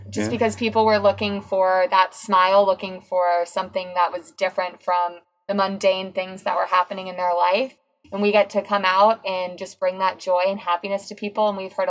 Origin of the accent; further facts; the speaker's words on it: Georgia, United States; I am from Georgia